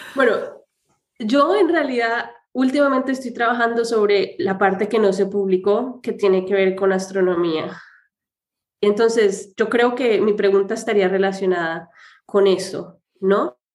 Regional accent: Colombia; yo soy colombiana

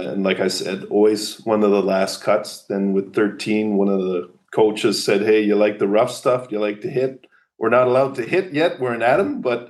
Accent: Gatineau, Quebec, Canada; moved away as an adult; also born or lived in Ottawa, Ontario / Germany; I was born in Ottawa, but we lived at the time in Gatineau, so on the western side of Quebec

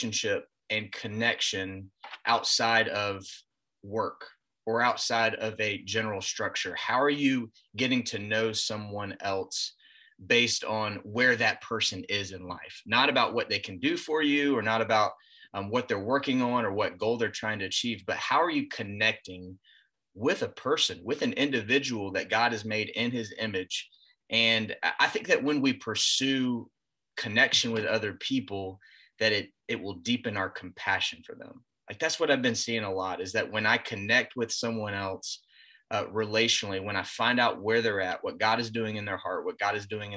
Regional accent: Greenville, South Carolina, United States; also born or lived in Georgia; I grew up in the Greenville area. I was born in Georgia, but grew up in Greenville

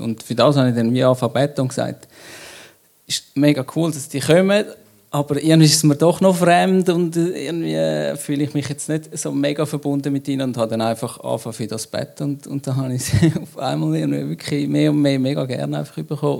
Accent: Switzerland; wir sind Schweizer

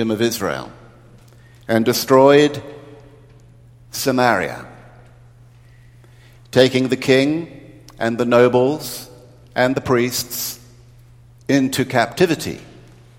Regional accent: New Zealand; moved away; growing up in New Zealand, we didn't get television until 1960

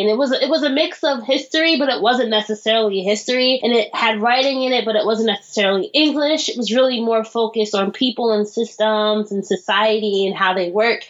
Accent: Orange, New Jersey, United States; accent: American; I'm from Orange, New Jersey, which is like an urban suburb outside of Newark, New Jersey

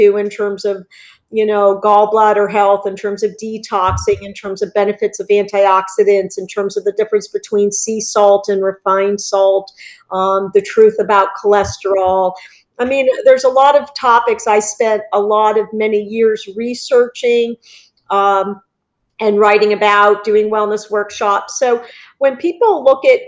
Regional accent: Northeast, United States; also born or lived in Worcester, Massachusetts; now in Southwest Florida, United States; I'm from the Northeast

